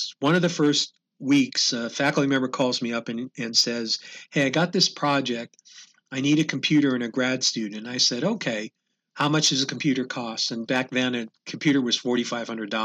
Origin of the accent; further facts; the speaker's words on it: Philadelphia, Pennsylvania, United States; moved away; I'm originally from the Philadelphia area